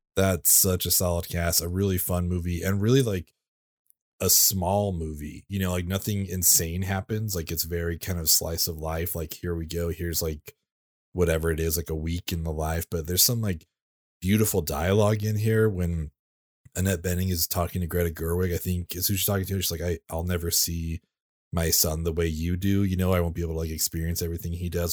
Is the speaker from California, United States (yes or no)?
yes; California, United States; I grew up in California